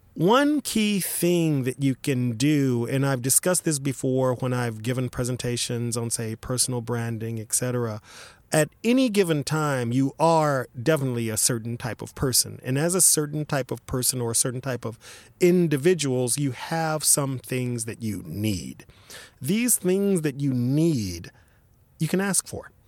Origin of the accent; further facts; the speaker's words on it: Dallas, Texas, United States; even though I was born in Dallas, my parents are basically say uh, country people from say Eastern Texas, Jefferson, Texas, etc